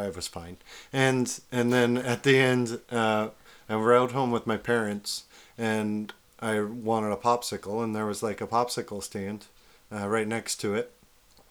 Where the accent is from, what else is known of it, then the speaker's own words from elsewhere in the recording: Yakima, Washington, United States; I grew up in Yakima, Washington